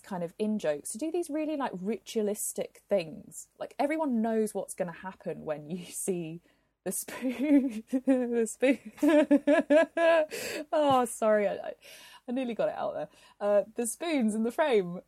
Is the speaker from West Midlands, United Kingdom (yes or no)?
no; Glasgow, Scotland, United Kingdom; my hometown of Glasgow